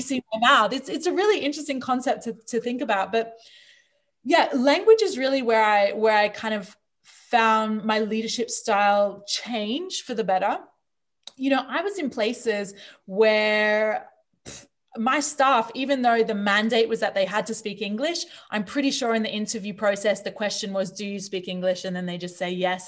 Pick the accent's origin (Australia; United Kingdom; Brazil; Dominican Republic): Australia; moved away; also born or lived in New Zealand; I grew up in Australia.